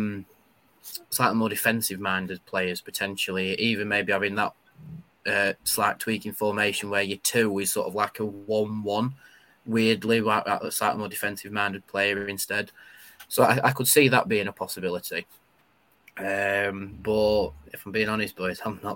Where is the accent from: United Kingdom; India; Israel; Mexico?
United Kingdom; England; the Englishman in me